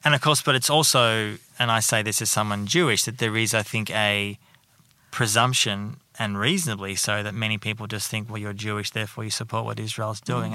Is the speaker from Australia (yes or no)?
yes; Melbourne, Victoria, Australia; moved away as an adult; also born or lived in United Kingdom; now in Sydney, Australia; I'm from Melbourne